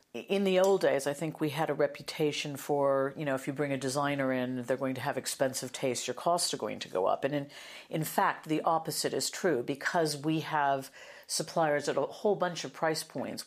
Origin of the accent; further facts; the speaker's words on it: United States; accent: American; now in United Kingdom; started out in media in the U S, as you'll probably hear from my accent